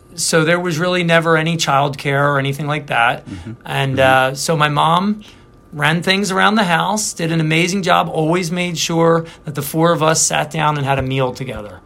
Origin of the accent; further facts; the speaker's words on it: Philadelphia, Pennsylvania, United States; I'm from the Presentation BVM parish